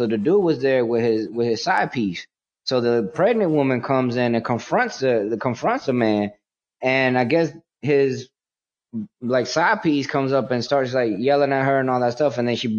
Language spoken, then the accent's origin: English; New York City, New York, United States; born there; also born or lived in Puerto Rico; Like, I was born in New York, Manhattan, Washington Heights, in the time where a lot of drugs was happening